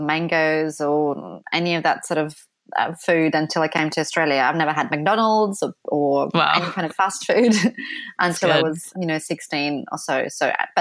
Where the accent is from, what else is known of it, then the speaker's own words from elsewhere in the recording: Ukraine; moved away; also born or lived in Poland / London; when I was growing up in Ukraine, which was early 1980s